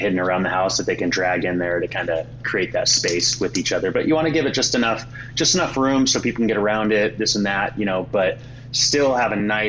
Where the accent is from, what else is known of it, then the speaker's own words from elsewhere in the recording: Oregon, United States; we're from Oregon